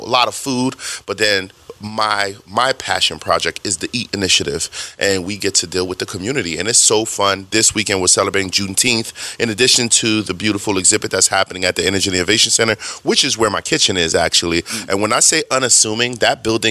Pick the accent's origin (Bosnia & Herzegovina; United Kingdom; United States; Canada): United States; New York City, New York; also born or lived in New Jersey; I'm born in Brooklyn and grew up in Brooklyn, Jersey-ish area.